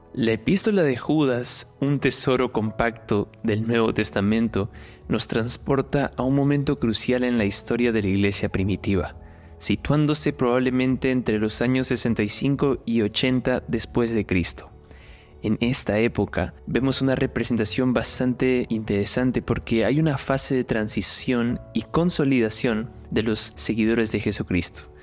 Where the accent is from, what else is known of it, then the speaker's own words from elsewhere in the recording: Peru; now in Sao Paulo, Brazil; Soy peruano